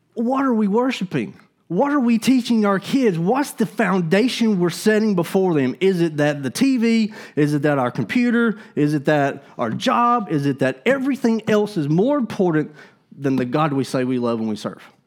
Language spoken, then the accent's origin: English; Gadsden, Alabama, United States; I'm from Alabama. I grew up in Gadsden.